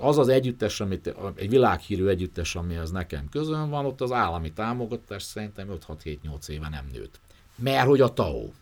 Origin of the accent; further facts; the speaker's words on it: Debrecen, Hajdú-Bihar, Hungary; moved away; én Debrecenbe járok vissza, onnan származom